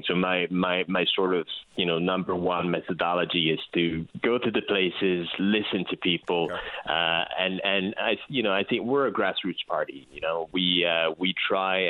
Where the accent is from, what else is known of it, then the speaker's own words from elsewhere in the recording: Quebec, Canada; as you can probably hear, you know, with my accent, I'm from Quebec